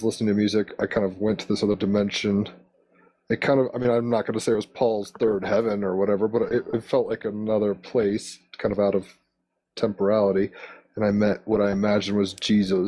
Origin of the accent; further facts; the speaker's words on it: Virginia, United States; also born or lived in Honolulu, Hawaii; I'm from the East Coast of America, from Virginia and all around the Mid-Atlantic